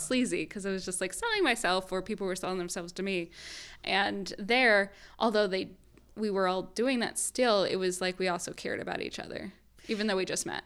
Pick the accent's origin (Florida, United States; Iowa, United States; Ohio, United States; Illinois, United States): Illinois, United States; Southern; moved away as an adult; also born or lived in Chicago, United States; now in Southern California, United States; I went to school in Chicago. I grew up in Southern Illinois